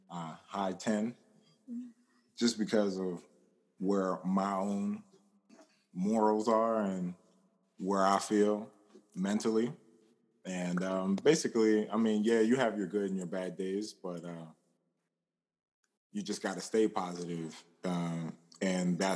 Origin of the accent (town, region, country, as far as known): Pennsylvania, United States; now in Atlanta, United States